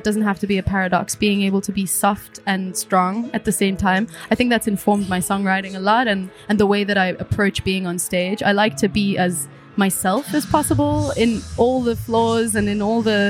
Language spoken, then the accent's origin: English; Cape Town, Western Cape, South Africa; moved away as an adult; now in Berlin, Germany; From Cape Town, originally.